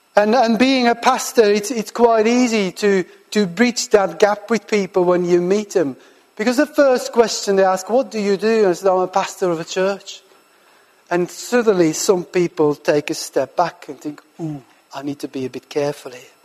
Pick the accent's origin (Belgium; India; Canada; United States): Belgium; moved away as an adult; also born or lived in Farnham, United Kingdom / South Birmingham, United Kingdom; now in Birmingham, United Kingdom; I'm originally from Belgium and I live and work now in the UK for the last 12